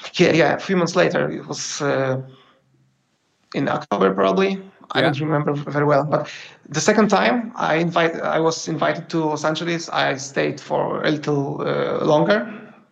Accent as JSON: {"language": "English", "country": "Poland", "said": "I'm from Poland"}